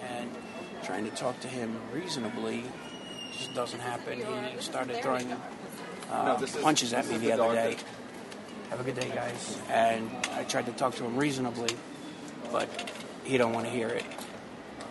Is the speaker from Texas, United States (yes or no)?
no; Paramus, New Jersey, United States; moved away as an adult; now in New York, United States; I'm originally from Jersey